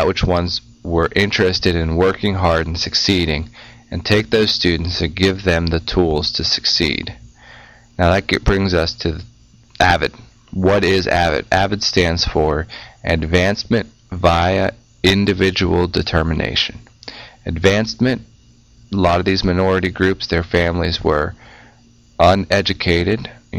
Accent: Pennsylvania, United States; now in North Carolina, United States; I used to be from Western Pennsylvania, now I'm from Eastern Carolina.

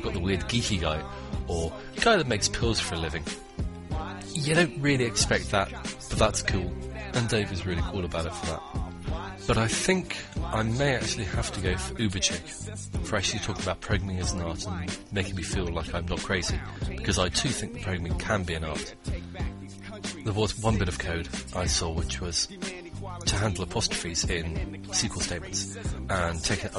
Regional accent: Bristol, South West England, United Kingdom; born there; now in Reno, United States; Well, I was born in Bristol, England, but now reside near Reno, Nevada.

